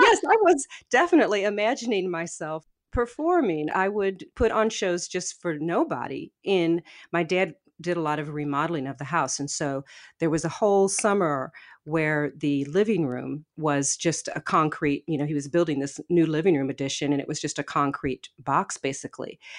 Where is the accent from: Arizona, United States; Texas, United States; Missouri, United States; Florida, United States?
Missouri, United States; St. Louis; moved away as an adult; also born or lived in Portland; I grew up in West Saint Louis County. It's a far west suburb of the city of Saint Louis.